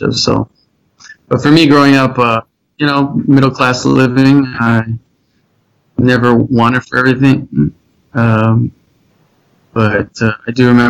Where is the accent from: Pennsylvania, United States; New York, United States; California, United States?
California, United States; South Pasadena; I grew up in South Pasadena, middle class area.